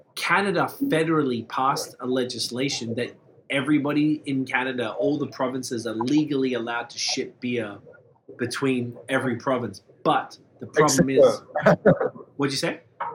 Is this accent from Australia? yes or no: yes; Melbourne, Victoria, Australia; There's this one company in Sydney, and we're from Melbourne, and my cousin did something for me